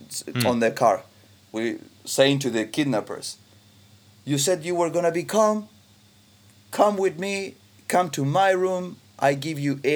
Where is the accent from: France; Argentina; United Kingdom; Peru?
Argentina; I was raised in 1986 in Argentina